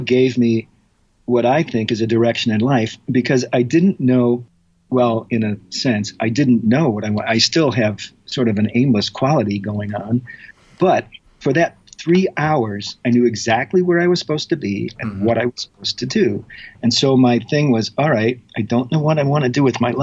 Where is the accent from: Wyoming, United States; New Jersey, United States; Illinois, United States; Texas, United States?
Illinois, United States; Chicago; moved away; I'm from Chicago originally.